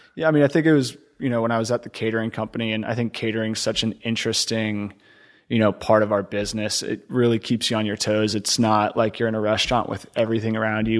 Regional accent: Connecticut, United States; moved away as an adult; also born or lived in Ohio / New York; now in Houston, United States; I was born in Ohio, grew up in Connecticut

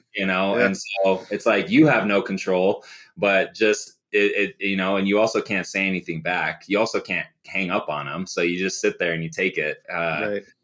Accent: Phoenix, Arizona, United States; also born or lived in Chicago; I grew up in Phoenix, originally from Chicago.

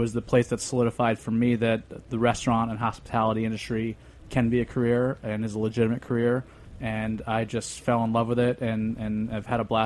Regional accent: Albany, New York, United States; I'm from Albany, so I'm from upstate.

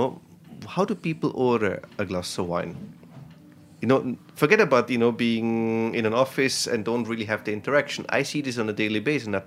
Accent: Austria; English is a second language; now in New York City, United States; I don't speak English. I'm from Austria.

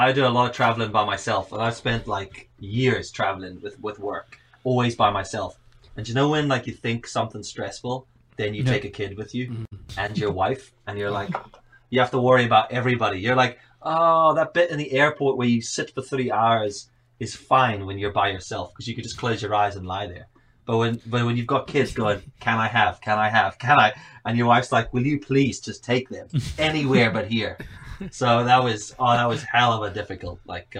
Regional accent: Johannesburg, Gauteng, South Africa; moved away as an adult; now in Northern Ireland, United Kingdom; I'm from Cape Town. I say Cape Town because I'm actually from Johannesburg, but Cape Town sounds cooler.

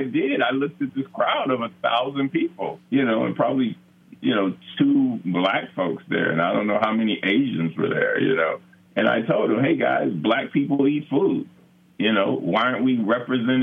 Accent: Los Angeles, California, United States; growing up in South Central

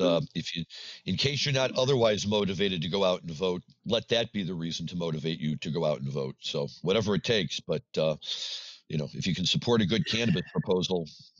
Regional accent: Missouri, United States; moved away; So Missouri. The state of my birth, I grew up in Missouri, still remain a diehard St. Louis Cardinal fan, and was just in St. Louis last week visiting my father.

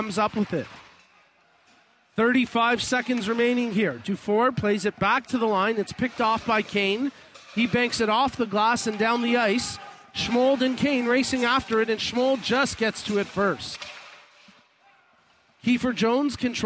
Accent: Mississauga, Ontario, Canada; my hometown of Mississauga

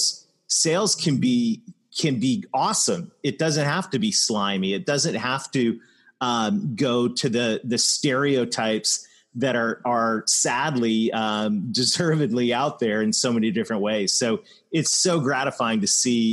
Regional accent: Canada; Canada, my home country

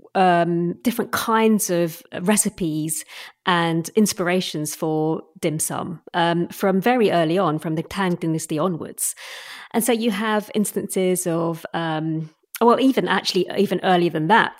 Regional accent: Assam, India; moved away; also born or lived in London, England; I was raised in sort of Assam, which is the northeastern state

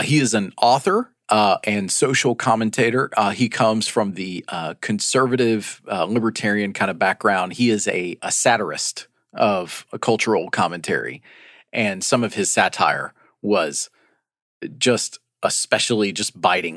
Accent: Chattanooga, Tennessee, United States; moved away; my hometown of Chattanooga, Tennessee

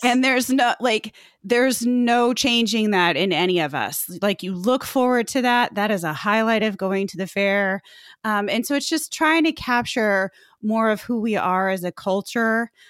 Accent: Indianapolis, Indiana, United States; I grew up in Indianapolis

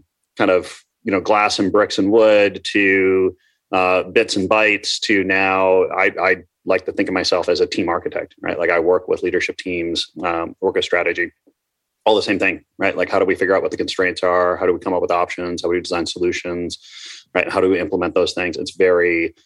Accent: Minnesota, United States; also born or lived in Ambler, Pennsylvania; when I was four, I moved to Minnesota. So I call myself a Midwesterner, right?

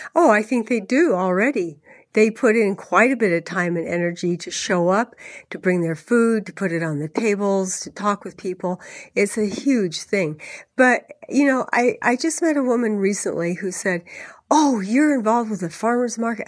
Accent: California, United States; moved away; I am a Californian originally, um, even though I've lived here for, for three decades or more.

